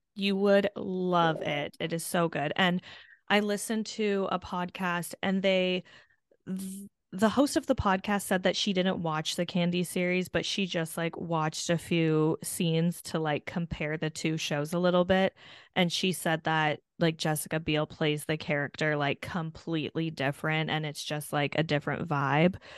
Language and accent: English; Hamilton, Ontario, Canada; my hometown, Hamilton